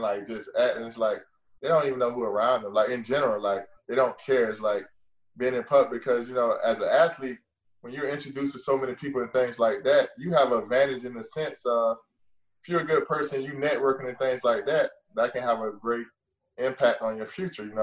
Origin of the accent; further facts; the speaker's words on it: Gainesville, United States; moved away as an adult; also born or lived in New Orleans; growing up in Gainesville